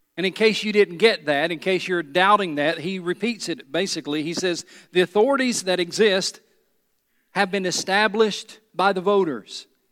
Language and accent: English; United States; I am an American